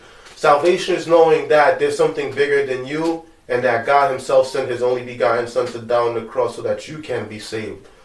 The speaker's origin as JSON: {"language": "English", "town": "New York City", "region": "New York", "country": "United States", "tie": "born or raised there", "said": "we grew up in Brooklyn, we grew up in Bushwick and Canarsie"}